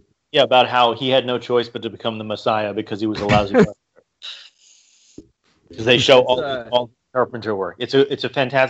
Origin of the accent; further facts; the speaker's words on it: New York, United States; moved away; also born or lived in Columbus, Ohio / Boston / Philadelphia; I lived in a city my whole life. I grew up in New York and then moved to, you know, Columbus, Ohio. I lived in Boston and lived in Philadelphia